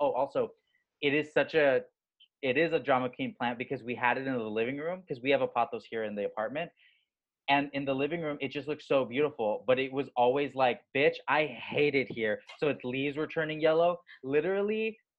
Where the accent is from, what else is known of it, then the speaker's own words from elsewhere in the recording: Southern California, United States; you and I both grew up in Southern California.